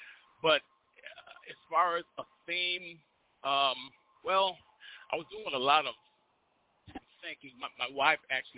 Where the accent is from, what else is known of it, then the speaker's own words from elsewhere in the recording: Buffalo, New York, United States; now in Edmond, United States; I was born and raised in Buffalo, New York